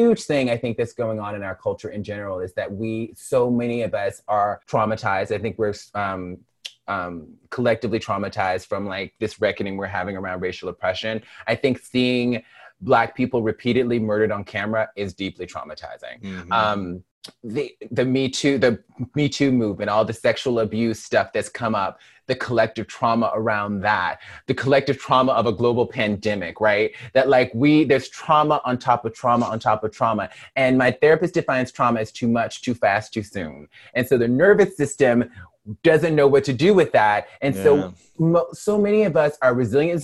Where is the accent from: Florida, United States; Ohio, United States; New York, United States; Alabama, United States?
Alabama, United States; Mobile; also born or lived in Birmingham, Alabama; now in Los Angeles, United States; I am a Black woman born and raised in Mobile, Alabama